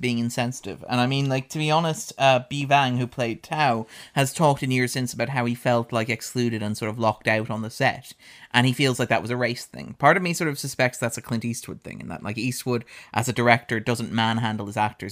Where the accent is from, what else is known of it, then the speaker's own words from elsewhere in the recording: Ireland; as an Irish person